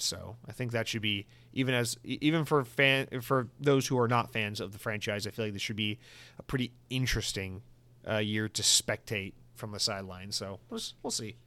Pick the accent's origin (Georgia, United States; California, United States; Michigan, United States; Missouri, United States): Georgia, United States; Atlanta; I'm from Atlanta.